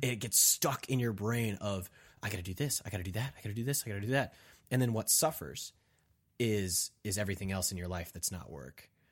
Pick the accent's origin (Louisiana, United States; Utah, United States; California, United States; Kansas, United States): Kansas, United States; I'm from Kansas